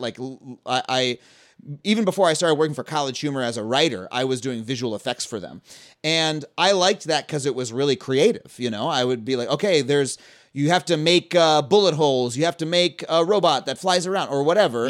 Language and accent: English; Long Island, New York, United States; I grew up on Long Island.